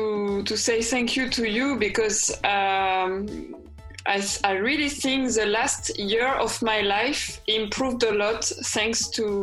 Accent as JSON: {"language": "English", "country": "France", "accent": "French", "second_language": "English", "said": "I really have a French accent. And I will never lose it, I think."}